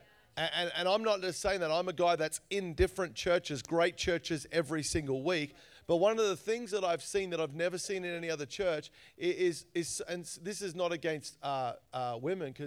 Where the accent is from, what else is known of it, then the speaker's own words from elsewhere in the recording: Australia; I grew up in Australia. You probably realize I sound a little different